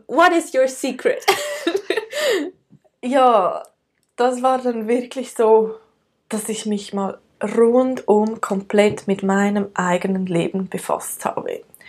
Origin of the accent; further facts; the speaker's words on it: Switzerland; accent: Swiss German; also born or lived in United States; aus der Schweiz. Ähm, ich bin in den Bergen aufgewachsen